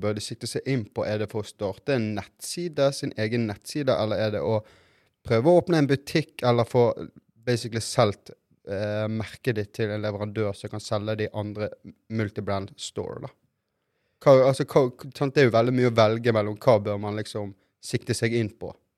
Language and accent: Norwegian; Norway; also born or lived in Brazil (ancestry); her hjemme i Norge